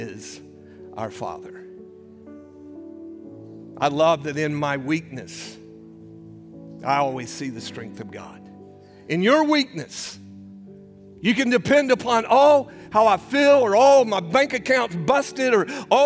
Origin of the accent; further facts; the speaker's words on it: United States; We're American Christians